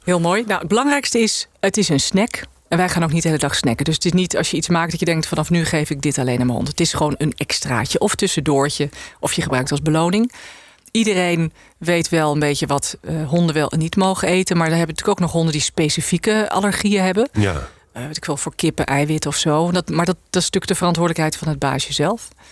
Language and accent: Dutch; IJsselstein, Utrecht, Netherlands; born or raised there; also born or lived in South Africa / Kenya